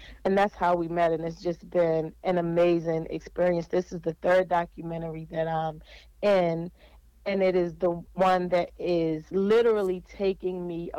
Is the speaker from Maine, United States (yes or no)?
no; Baltimore, Maryland, United States; So I was born in West Baltimore and watched in the 80s guns and drugs suddenly showed up in our neighborhoods. Although I lived in low-income housing, I was raised with both of my parents.